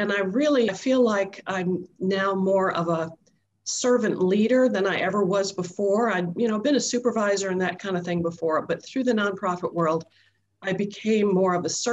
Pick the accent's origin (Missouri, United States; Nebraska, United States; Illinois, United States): Illinois, United States; Chicago; moved away as an adult; also born or lived in Nashville, Tennessee; originally from Chicago area, right near Donna. We grew up blocks apart